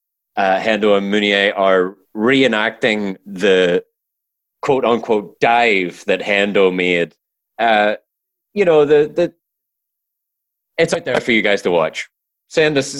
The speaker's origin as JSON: {"language": "English", "country": "Ireland", "said": "I'm Irish"}